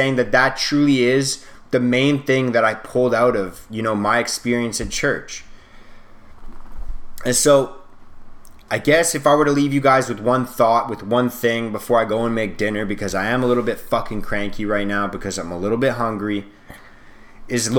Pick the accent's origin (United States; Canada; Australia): Canada; I'm Canadian